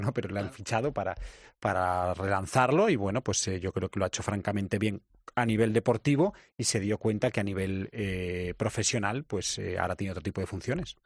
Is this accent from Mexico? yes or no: no; Spain; nosotros somos españoles